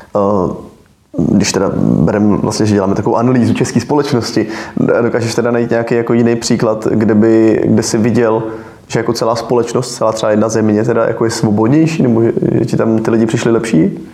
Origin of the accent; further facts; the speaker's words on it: Bohemia, Czechia; u nás v Čechách